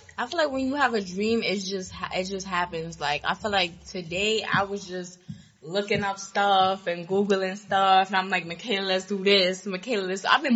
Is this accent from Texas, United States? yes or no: no; New York City, New York, United States; also born or lived in Canarsie, Brooklyn; I grew up in Queens